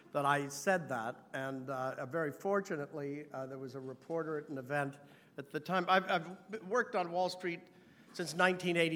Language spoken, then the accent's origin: English; New York, United States; as a New Yorker